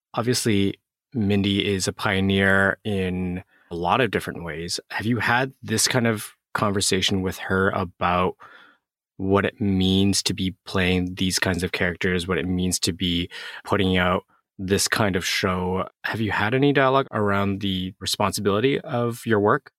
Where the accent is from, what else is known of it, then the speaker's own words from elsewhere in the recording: Canada; growing up in Canada, I was also born in Canada